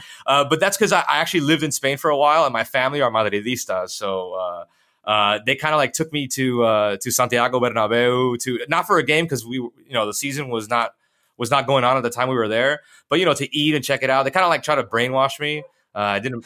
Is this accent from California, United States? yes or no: no; Miami, Florida, United States; I'm from Miami, born and raised